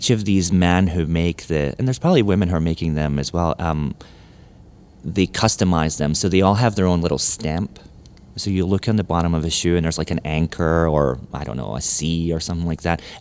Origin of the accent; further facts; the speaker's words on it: Memphis, Tennessee, United States; also born or lived in Scotland; Um, but I grew up in Memphis. Like became an adult here.